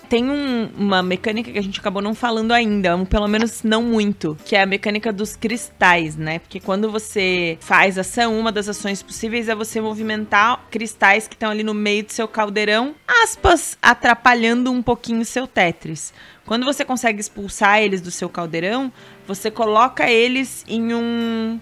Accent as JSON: {"language": "Portuguese", "town": "Itajaí", "region": "Santa Catarina", "country": "Brazil", "accent": "peixeiro (Itajaí)", "said": "o sotaque da nossa é, linda e bela Itajaí"}